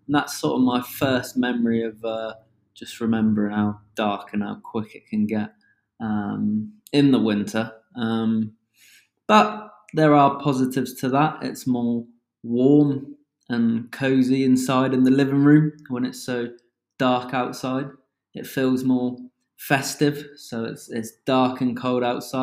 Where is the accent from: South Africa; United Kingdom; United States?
United Kingdom; accent: British; As one can tell from my accent, I am from the UK